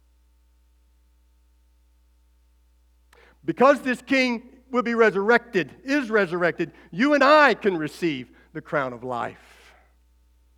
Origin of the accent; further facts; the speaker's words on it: United States; as American citizens